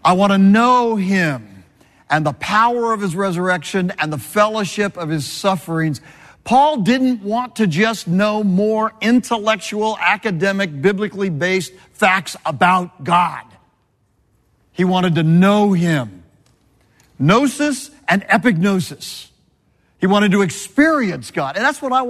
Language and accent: English; Southern California, United States; I was born and raised in Southern California